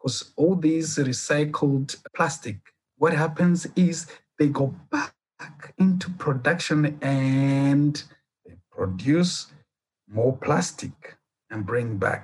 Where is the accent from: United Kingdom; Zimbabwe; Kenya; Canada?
Kenya; moved away as an adult; also born or lived in Burundi / Rwanda; now in South Africa; Mainly they are Swahili because I grew up in Kenya